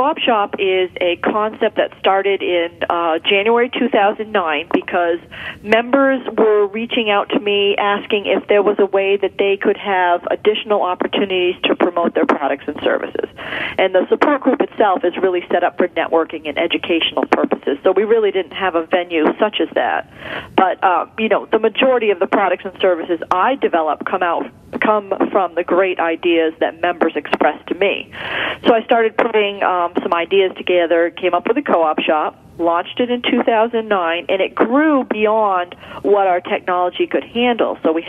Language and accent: English; Philadelphia, Pennsylvania, United States; now in Indianapolis, United States; No, I'm from Philadelphia, but my husband and I moved to Indianapolis 2 years ago.